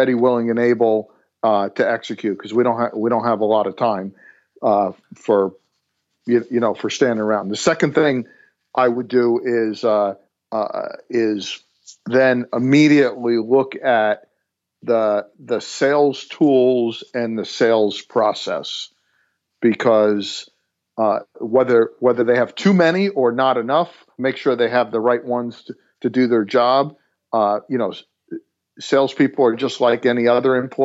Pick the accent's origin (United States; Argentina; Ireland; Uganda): United States; New Jersey; moved away as an adult; now in Atlanta, United States; born and raised in New Jersey, moved down to Atlanta 13 years ago